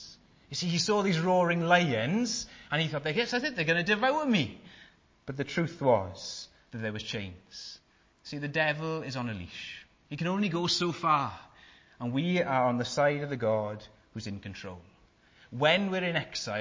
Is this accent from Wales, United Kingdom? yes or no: yes; Wales, United Kingdom; I'm Welsh